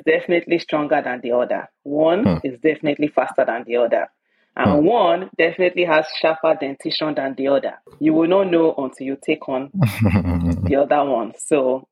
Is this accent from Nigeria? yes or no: yes; Epe, Lagos, Nigeria; I'm originally from Epe, Lagos, Nigeria. Original Yoruba, born and bred.